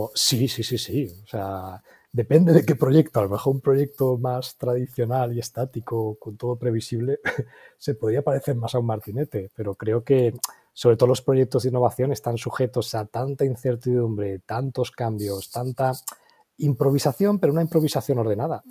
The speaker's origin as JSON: {"language": "Spanish", "town": "Valencia", "region": "Valencian Community", "country": "Spain", "tie": "born or raised there", "also_born_or_lived": "Seville / England", "said": "Yo aunque nací en Valencia, pero toda la familia es de Sevilla"}